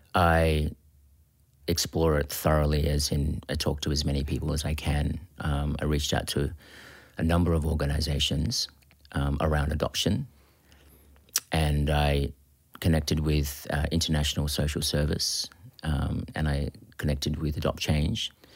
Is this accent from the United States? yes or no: no; Australia; also born or lived in Philippines; living in Australia and being Australian